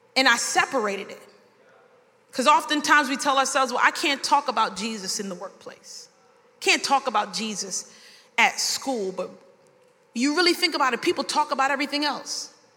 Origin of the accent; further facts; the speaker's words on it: New York City, New York, United States; now in Miami, United States; I was born in Brooklyn, New York, and I might have some terms that you might not understand. We'll say some things in New York like, it's mad brick.